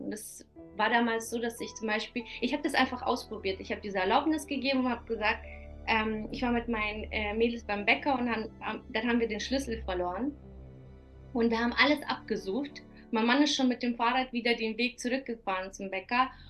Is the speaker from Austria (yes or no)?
no; Kazakhstan; moved away; die in Kasachstan geboren ist